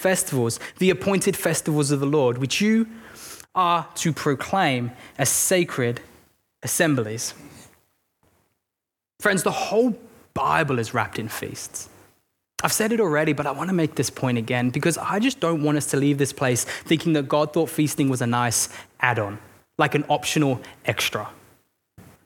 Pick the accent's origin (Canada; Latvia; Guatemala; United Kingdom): United Kingdom; England; I'm English